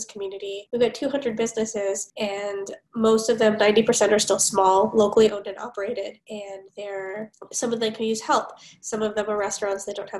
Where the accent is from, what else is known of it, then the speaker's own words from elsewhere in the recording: Los Angeles, California, United States; now in Minnesota, United States; I grew up in Los Angeles